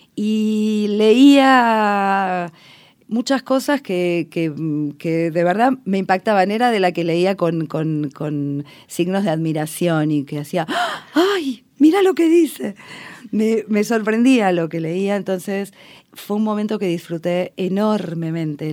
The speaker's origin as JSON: {"language": "Spanish", "region": "Buenos Aires", "country": "Argentina", "tie": "born or raised there", "said": "es el barrio de mi infancia, donde hice la escuela primaria"}